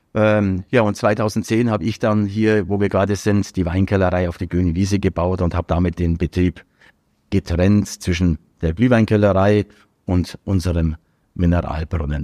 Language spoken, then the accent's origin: German; Dasing, Bavaria, Germany; also born or lived in Augsburg; ich bin in Augsburg geboren und bin dann, nachdem die Firma ja von meinem Vater in Augsburg gegründet wurde, dann aber schon als kleines Kind nach Asien gezogen und habe im Grunde genommen äh, meine ganze Kindheit hier in Dasing verbracht.